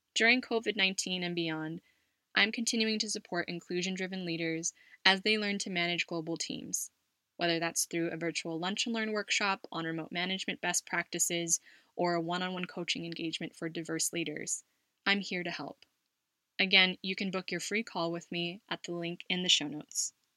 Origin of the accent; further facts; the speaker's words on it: Los Angeles, California, United States; moved away as an adult; now in Spain; My parents, my sister, and I lived in Los Angeles, and I would look forward to our visits to my Lolo and Lola and our family in the Bay Area every Thanksgiving